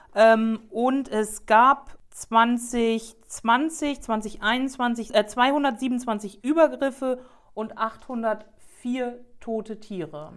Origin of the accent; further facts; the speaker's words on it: Lower Saxony, Germany; bei uns in Niedersachsen